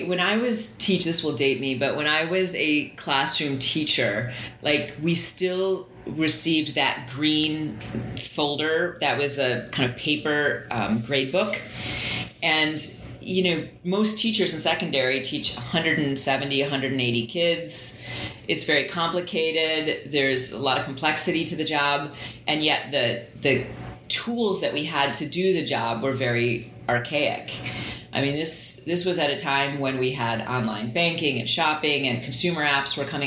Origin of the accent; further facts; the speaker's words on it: Glen Ellyn, Illinois, United States; also born or lived in Chicago, Illinois; I grew up outside of Chicago in a suburb called Glen Ellen, western suburb